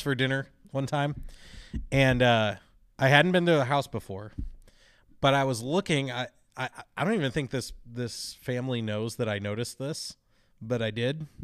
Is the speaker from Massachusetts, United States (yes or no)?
no; Chicago, Illinois, United States; I grew up in Chicago, uh, the suburbs of Chicago